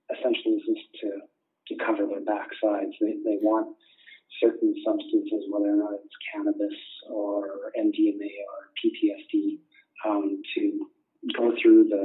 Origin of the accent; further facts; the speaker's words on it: Canada; I'm from Canada